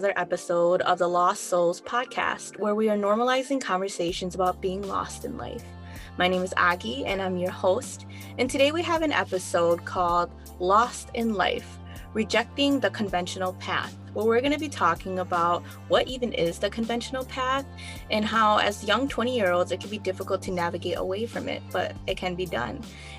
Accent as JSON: {"language": "English", "country": "United States", "said": "We both identify as Hmong American women"}